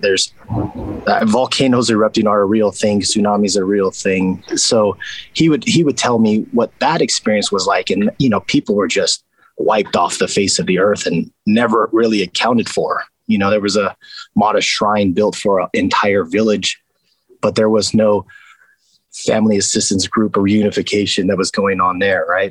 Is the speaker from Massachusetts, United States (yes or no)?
no; Las Vegas, Nevada, United States; I grew up in East Las Vegas which was very rural at the time